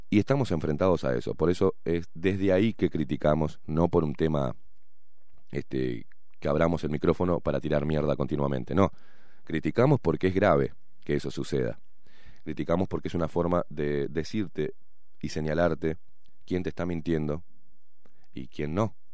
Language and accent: Spanish; Buenos Aires, Argentina; accent: half Uruguayan, half Argentine; also born or lived in Montevideo, Uruguay; now in Uruguay; Mis primeros 20 años nací acá, en el Pereira Rosell, y mis primeros 20 años los viví en Argentina. Mi familia es toda argentina.